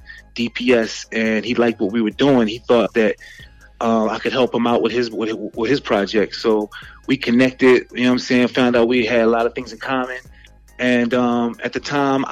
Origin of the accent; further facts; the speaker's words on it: Philadelphia, Pennsylvania, United States; moved away as an adult; now in Fresno, United States; From my hometown of Philadelphia